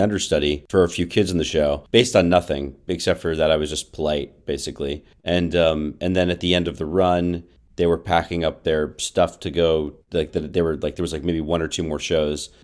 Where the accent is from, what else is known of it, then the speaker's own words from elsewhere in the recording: Florida, United States; I grew up in Florida